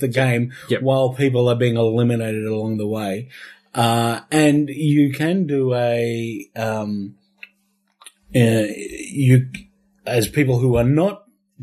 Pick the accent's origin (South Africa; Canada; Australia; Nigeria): Australia; Ballarat, Victoria; I'm from Ballarat